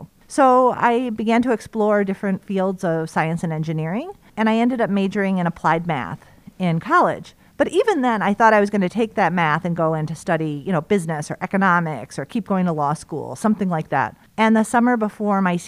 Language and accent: English; Chicago, Illinois, United States; moved away as an adult; now in Madison, United States; I'm from Chicago